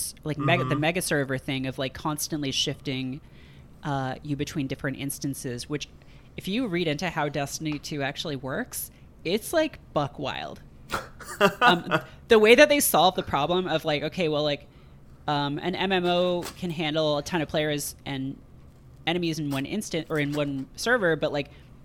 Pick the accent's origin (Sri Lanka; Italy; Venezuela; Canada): Canada; born or raised there